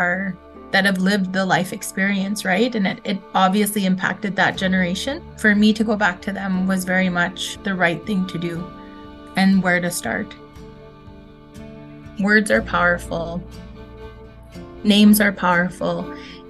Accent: Red Pheasant First Nation, Saskatchewan, Canada; I'm from Red Pheasant First Nation, located in Treaty 6 territory, Saskatchewan, Canada.

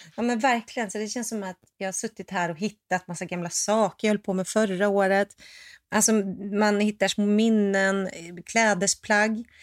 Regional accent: Sweden; moved away; also born or lived in Los Angeles; Jag är svensk

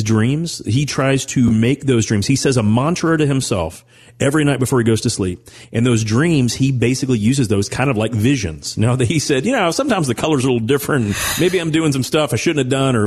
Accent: Owensboro, Kentucky, United States; growing up in Owensboro, Kentucky

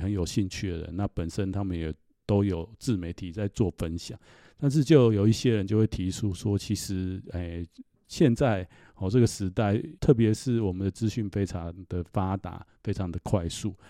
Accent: Taiwan; 因为我虽然出家十几年，但其实我们在台湾长大，从小多少自己生长过程当中，多少都会从父母辈或者是祖父母辈，哦，听到这方面类似的说法。

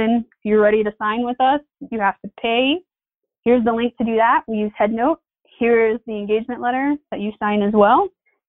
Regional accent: Eastern Plains, Colorado, United States; I'm from the Eastern Plains

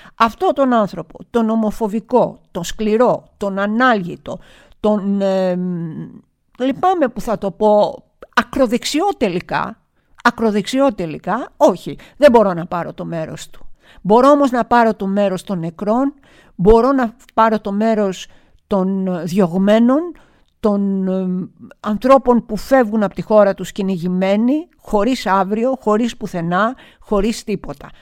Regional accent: Greece; εγώ ως Ελληνίδα

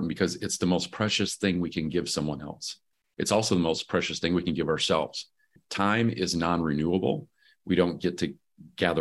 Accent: Michigan, United States; moved away; I'm originally from Michigan

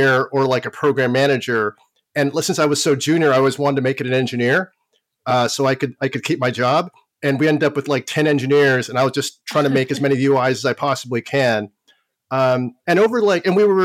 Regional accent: Toronto, Ontario, Canada; I learned how to program in grade school, and I'm from Toronto, Canada, or actually suburban Toronto, Canada

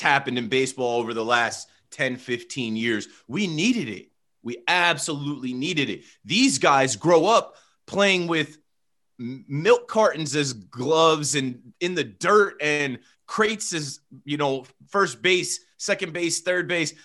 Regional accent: United States; I'm from America.

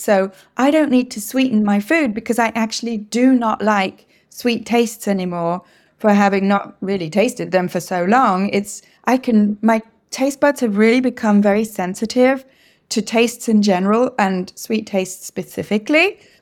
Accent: England, United Kingdom; first language English; now in Quebec, Canada; I live in French speaking Quebec in Canada, even though, as you can hear, I'm originally from England

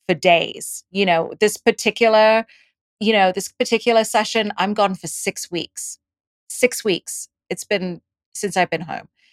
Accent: Dubai, United Arab Emirates; moved away; also born or lived in India; I was born in India and I grew up in Dubai and I went to an English school, which is why I have this accent

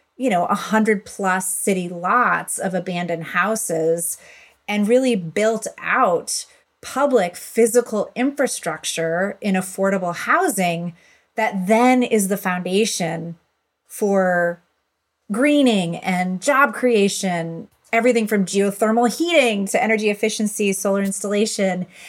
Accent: Buffalo, New York, United States; in my community growing up in Buffalo, New York

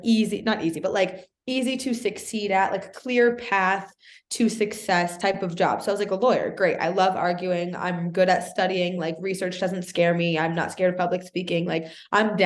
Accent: Boston, Massachusetts, United States; also born or lived in Canada; I'm from Boston

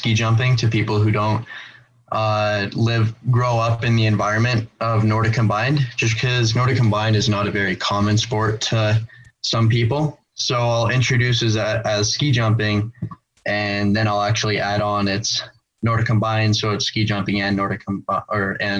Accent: Steamboat Springs, Colorado, United States; also born or lived in Rovaniemi, Finland; I grew up in Steamboat Springs, Colorado, as well as Rovaniemi, Finland

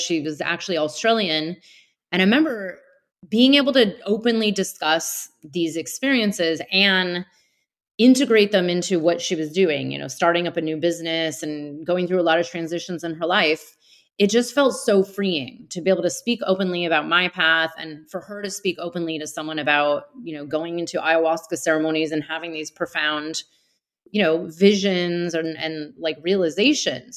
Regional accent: Bay Area outside of San Francisco, California, United States; I grew up in the Bay Area outside of San Francisco

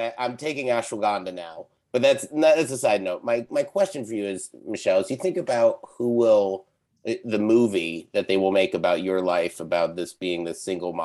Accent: Connecticut, United States; I'm from Connecticut. I'm from the Yankee side of Connecticut.

